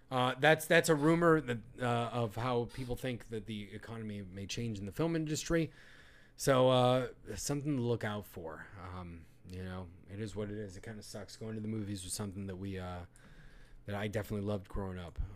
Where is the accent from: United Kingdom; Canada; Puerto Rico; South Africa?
Puerto Rico; I'm I'm from that area, Puerto Rico.